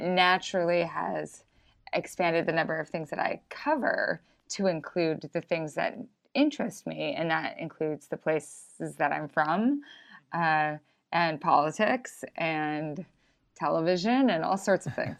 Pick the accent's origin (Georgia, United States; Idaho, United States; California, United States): Idaho, United States; also born or lived in Brooklyn; now in Missoula, United States; I was from Idaho